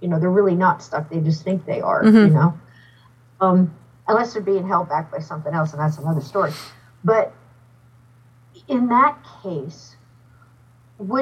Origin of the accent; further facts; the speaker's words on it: New Jersey, United States; moved away as an adult; also born or lived in Alabama; I was pretty much born and raised in New Jersey